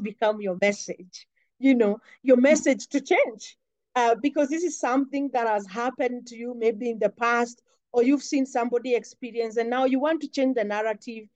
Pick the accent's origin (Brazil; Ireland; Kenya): Kenya; from Kenya